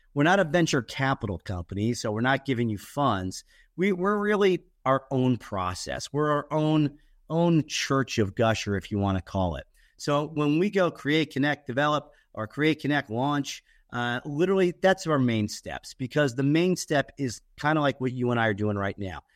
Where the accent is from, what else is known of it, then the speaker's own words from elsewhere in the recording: Fairborn, Ohio, United States; also born or lived in Dayton, Ohio; I grew up in Dayton, Ohio, Fairborn, Ohio